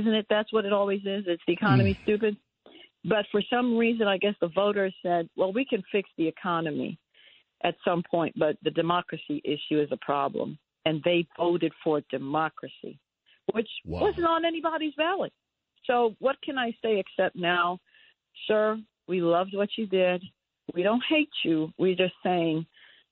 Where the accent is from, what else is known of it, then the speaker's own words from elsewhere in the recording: New York, United States; I'm a New Yorker.